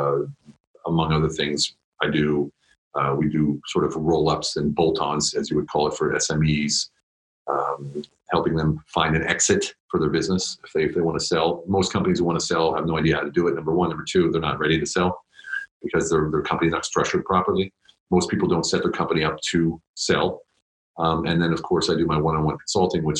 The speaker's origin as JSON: {"language": "English", "region": "Pennsylvania", "country": "United States", "moved": "as an adult", "lives_now": "Germany", "said": "I'm from the States, from Pennsylvania. And I joined the Army right after high school"}